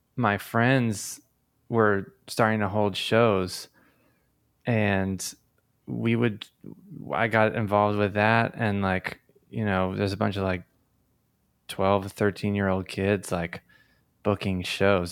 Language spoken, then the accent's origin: English; Tamaqua, Pennsylvania, United States; now in Philadelphia, United States; I grew up in northeastern Pennsylvania in the Coal Region